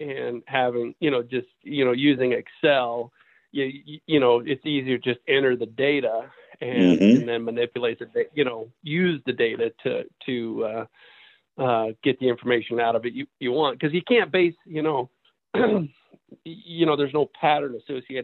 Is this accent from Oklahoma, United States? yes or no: no; Southern Oregon, United States; I grew up in Southern Oregon